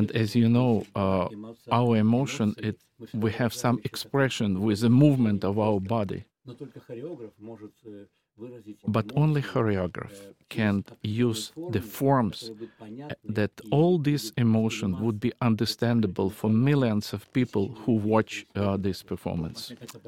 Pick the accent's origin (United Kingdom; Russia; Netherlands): Russia; Siberia; born there; And after the war ended, I was born in Siberia, taiga.